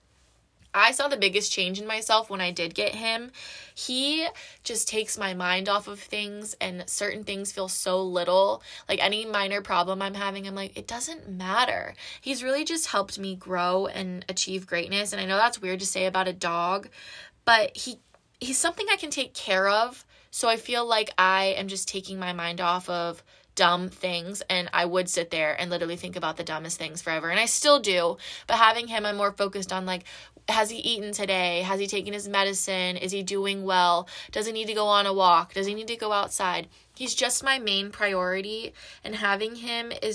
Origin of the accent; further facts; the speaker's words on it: Georgia, United States; I was born and raised in Georgia, and I moved around a lot.